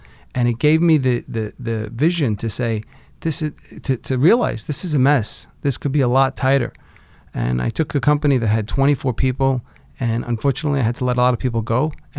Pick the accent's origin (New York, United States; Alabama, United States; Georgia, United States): New York, United States; Brooklyn; When I was growing up though, it wasn't as cool when I travel the world and I say I was from Brooklyn. It wasn't like today. Today you say I'm from Brooklyn and people are like, oh wow, Brooklyn, I heard that's so cool.